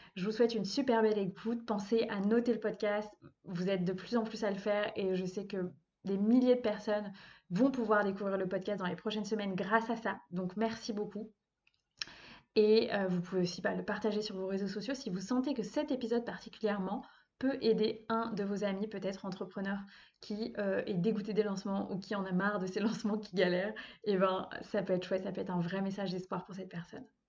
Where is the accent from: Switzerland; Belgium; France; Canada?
France; Brittany; moved away as an adult; now in Vannes, France; je vis actuellement à Vannes, donc en Bretagne, pas loin de là où j'ai grandi